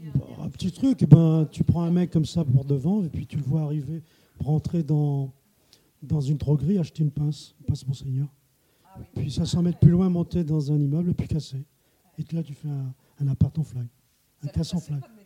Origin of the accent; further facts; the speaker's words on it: Plougastel-Daoulas, Brittany, France; also born or lived in Paris; now in Rennes, France; moi je suis de Pougastel